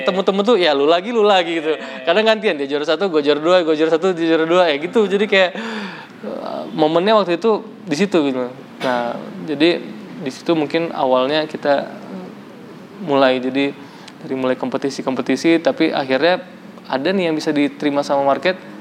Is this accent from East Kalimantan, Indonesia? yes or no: no; Riau, Indonesia; also born or lived in West Sumatra / Padang; gue orang Padang uh, lahir di Sumatera Barat tapi besar di Riau